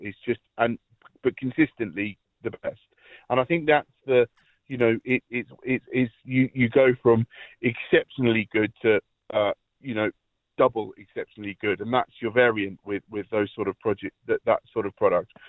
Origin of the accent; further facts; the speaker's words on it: near Gatwick Airport, South East England, United Kingdom; moved away as an adult; now in County Laois, Ireland; I grew up in the uh, in the south of south of England, at the end of the runway near Gatwick Airport